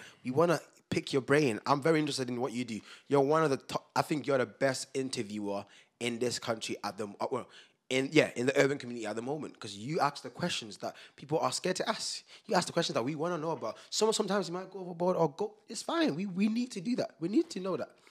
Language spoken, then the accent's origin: English; United Kingdom; we're British.